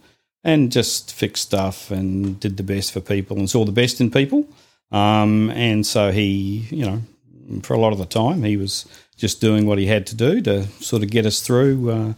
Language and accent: English; Invercargill, Southland, New Zealand; now in Melbourne, Australia; I was born in Invercargill, New Zealand.